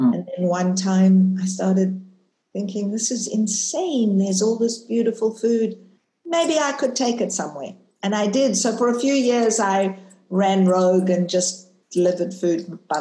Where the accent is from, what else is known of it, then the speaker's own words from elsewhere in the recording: South Africa; moved away as an adult; also born or lived in Israel; now in Australia; I was born in South Africa, left South Africa when I finished school, went to live in Israel for many years, and then landed in the promised land